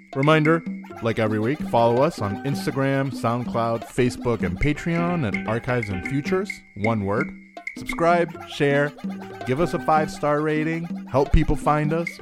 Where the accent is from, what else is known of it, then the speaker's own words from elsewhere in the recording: Mexico; I grew up in Mexico, but the, you know, my dad is from Texas